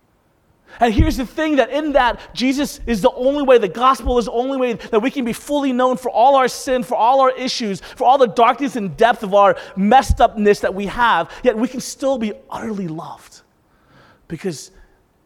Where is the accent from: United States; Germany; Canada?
United States; the South; Growing up in the South, being a minority in the South